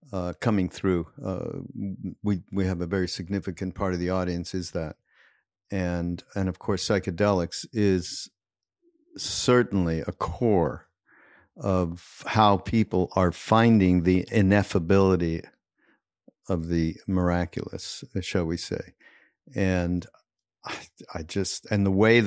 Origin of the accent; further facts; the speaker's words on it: Montreal, Quebec, Canada; moved away; I'm from Montreal